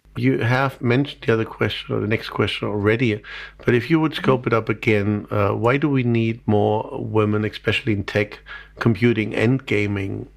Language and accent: English; Germany; being German